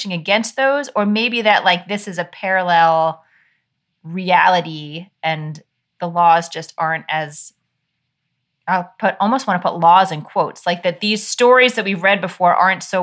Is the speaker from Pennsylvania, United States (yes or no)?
no; New York, United States; I was raised in New York in a household with four daughters